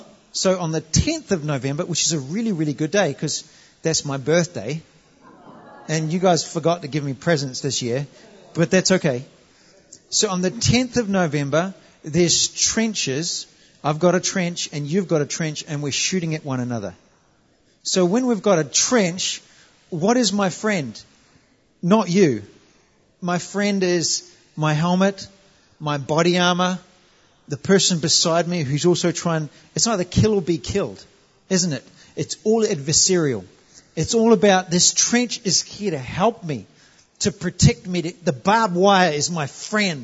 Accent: New Zealand; moved away as an adult; I'm from New Zealand. We're part of the colonies

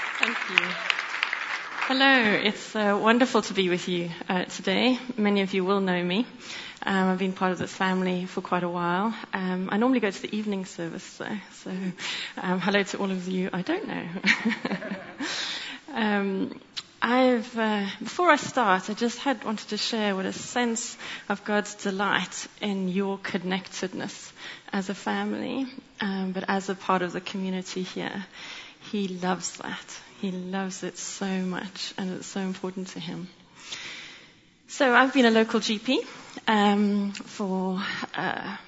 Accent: South Africa; moved away as an adult; also born or lived in Cape Town; now in London, United Kingdom; you may hear from my accent that I grew up in South Africa.

